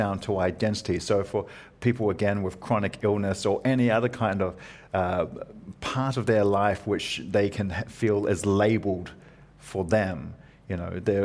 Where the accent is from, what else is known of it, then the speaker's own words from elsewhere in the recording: New Zealand; I grew up in New Zealand, so I go, well, I'm a New Zealander